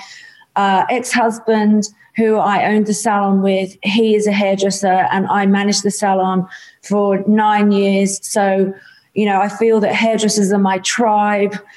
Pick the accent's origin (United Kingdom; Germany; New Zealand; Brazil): United Kingdom; England; moved away as an adult; now in Australia; I grew up in the UK, so I'm an English Australian